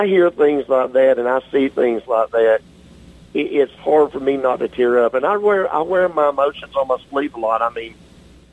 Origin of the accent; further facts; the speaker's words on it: Georgia, United States; Southern through and through, born and raised in Georgia